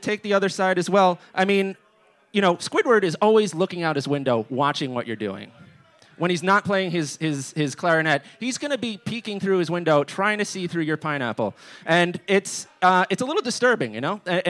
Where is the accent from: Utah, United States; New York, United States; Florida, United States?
New York, United States; now in Boston, United States; As mentioned earlier, I'm from New York, and that's a place where you don't pay attention to your neighbors ever. There's a reason I'm in Boston, and it's because the neighbors are so friendly here